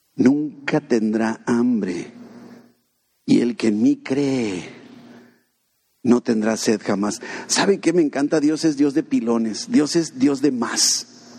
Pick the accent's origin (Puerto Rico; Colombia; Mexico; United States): Mexico; Somos mexicanos.